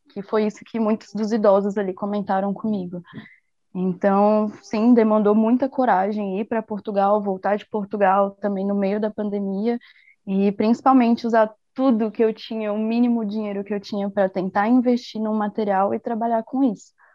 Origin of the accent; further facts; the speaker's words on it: Brasília, Federal District, Brazil; moved away; eu sou de Brasília